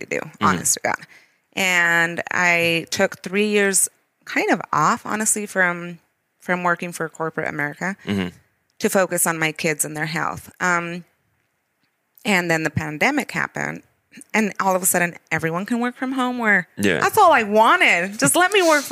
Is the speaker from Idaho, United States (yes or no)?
yes; Idaho, United States; also born or lived in Dolores Hidalgo, Guanajuato, Mexico / California; Idaho is my home